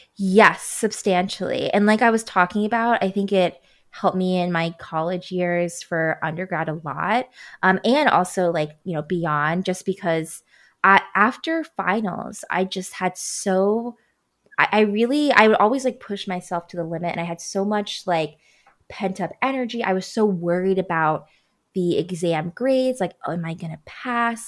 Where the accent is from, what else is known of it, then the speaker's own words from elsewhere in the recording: Baltimore, Maryland, United States; moved away; my hometown of Baltimore